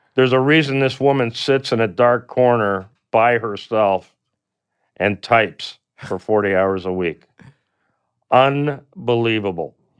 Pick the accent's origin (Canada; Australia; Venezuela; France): Canada; I come from Canada